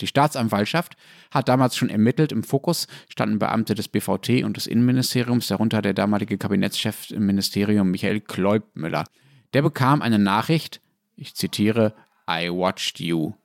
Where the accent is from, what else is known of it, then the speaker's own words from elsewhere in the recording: Germany; ich als Deutscher